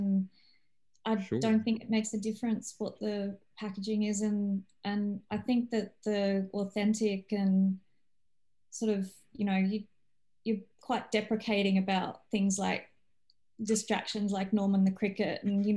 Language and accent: English; Australia; also born or lived in Poland; I'm not originally Australian, but I've grown up here